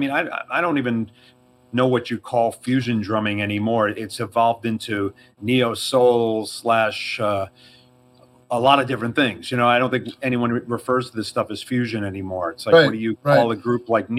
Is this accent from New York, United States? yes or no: yes; New York, United States; accent: New York; I have a bit of a New York accent